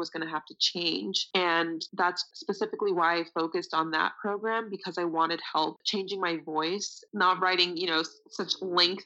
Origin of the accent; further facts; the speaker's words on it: Kissimmee, Florida, United States; also born or lived in Orlando, Florida; I am originally from Orlando, Florida, Kissimmee, Florida. Not as fancy as Orlando, but eventually moved to Orlando